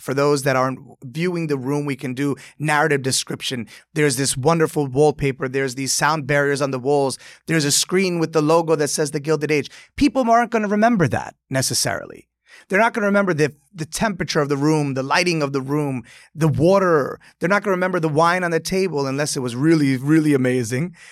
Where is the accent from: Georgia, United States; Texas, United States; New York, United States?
New York, United States; growing up in Delmonico's